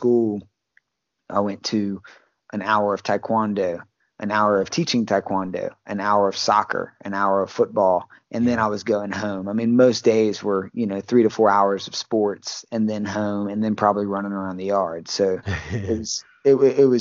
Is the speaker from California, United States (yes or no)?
no; Baton Rouge, Louisiana, United States; also born or lived in Port Allen, Louisiana; Louisiana boy, been in Baton Rouge pretty much my whole life, or Port Allen